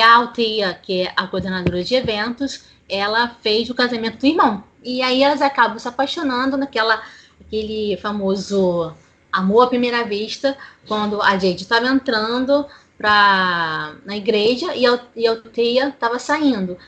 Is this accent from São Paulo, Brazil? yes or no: no; Rio de Janeiro, Brazil; sou do Rio de Janeiro capital